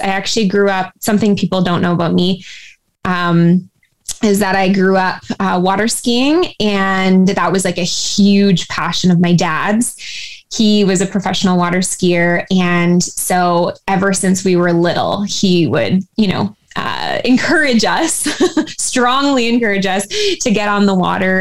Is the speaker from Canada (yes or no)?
yes; Surrey, British Columbia, Canada; I actually grew up in a uh, town of Surrey, which is about an hour away from Vancouver